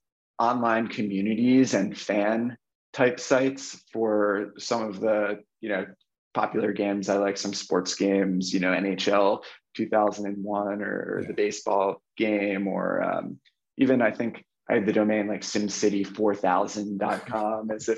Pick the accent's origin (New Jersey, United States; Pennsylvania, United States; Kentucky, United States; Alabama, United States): New Jersey, United States; I grew up in New Jersey, outside New York City, in America